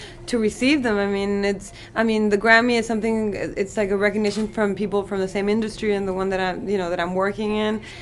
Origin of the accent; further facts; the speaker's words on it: Tijuana, Baja California, Mexico; English is a second language; also born or lived in Long Beach; I was born in Long Beach, but I was raised in Tijuana.